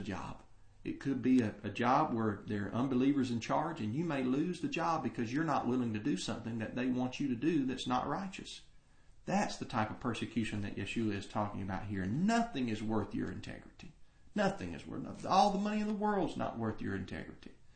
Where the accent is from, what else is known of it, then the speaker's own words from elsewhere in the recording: United States; American Christians